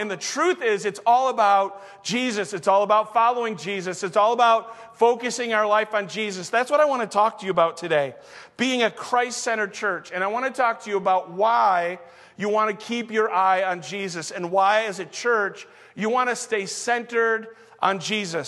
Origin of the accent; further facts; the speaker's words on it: Saginaw, Michigan, United States; also born or lived in Flint, Michigan / Detroit, Michigan; raised in Saginaw